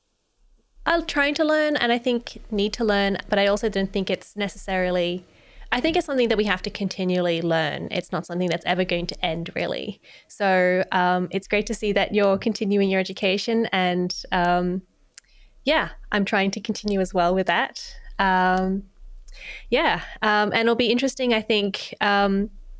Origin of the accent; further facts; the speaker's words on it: Australia; being an Australian